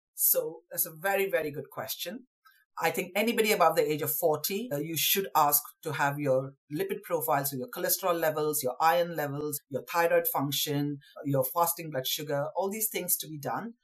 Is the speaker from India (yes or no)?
yes; West Bengal, India; now in London, United Kingdom; I grew up in India. Uh, to parents from Southeast Indian uh, extraction, but we lived in Bengal